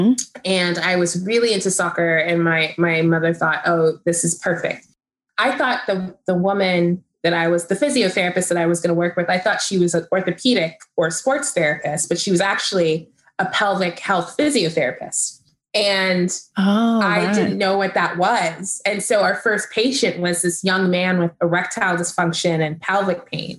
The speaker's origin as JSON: {"language": "English", "region": "Texas", "country": "United States", "tie": "born or raised there", "said": "I grew up in Texas, which is, you know, a conservative state."}